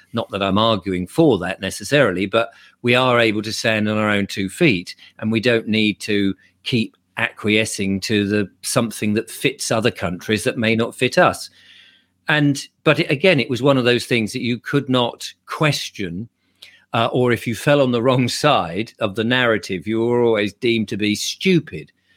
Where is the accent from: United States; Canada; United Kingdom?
United Kingdom; England